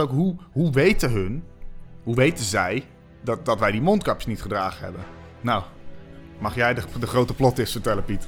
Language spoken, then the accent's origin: Dutch; Amersfoort, Utrecht, Netherlands; ik kom uit Amersfoort